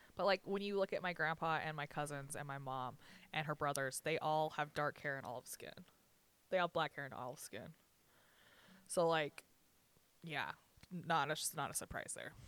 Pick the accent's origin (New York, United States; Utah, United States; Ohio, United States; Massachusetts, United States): Utah, United States; Richfield; I was born in Sevier Valley Hospital